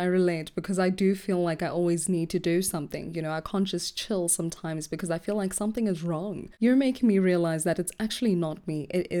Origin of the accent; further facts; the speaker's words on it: Gauteng, South Africa; I was born here.